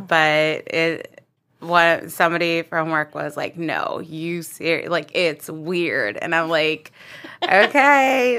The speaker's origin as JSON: {"language": "English", "town": "Baltimore", "region": "Maryland", "country": "United States"}